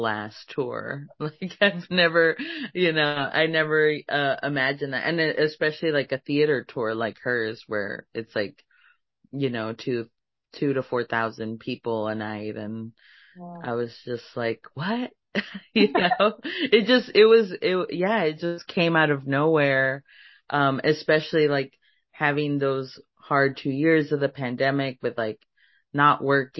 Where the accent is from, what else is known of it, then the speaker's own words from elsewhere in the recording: Laredo, Texas, United States; I'm from Laredo